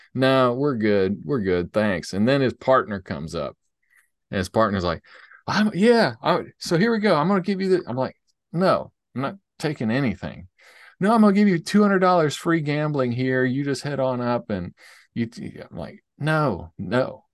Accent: Nashville, Tennessee, United States; we're from Nashville

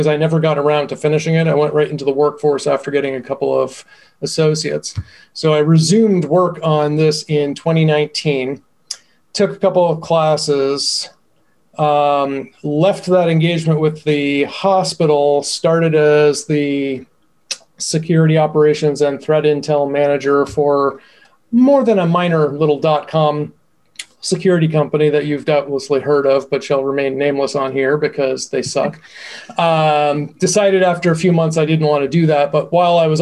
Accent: Boston, Massachusetts, United States; I'm from Boston

